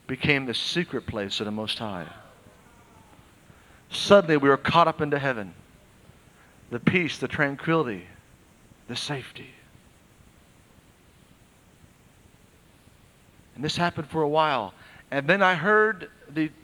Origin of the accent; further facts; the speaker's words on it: Oklahoma, United States; I was raised in Oklahoma and there's many twisters